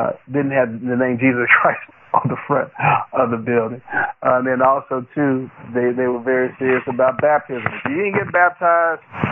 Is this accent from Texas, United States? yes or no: yes; Fort Worth, Texas, United States; I'm from Fort Worth, Texas